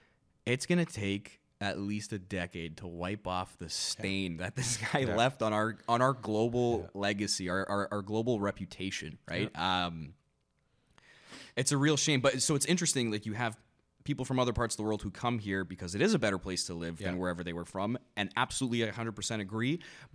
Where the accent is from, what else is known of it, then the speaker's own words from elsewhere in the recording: Canada; growing up in Canada, and you know, being in such a multicultural, diverse country